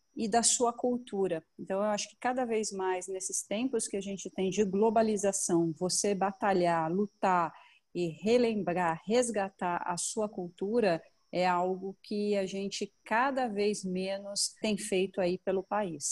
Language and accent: Portuguese; São Paulo, Brazil; accent: paulista; eu moro em São Paulo, sou paulista, paulistana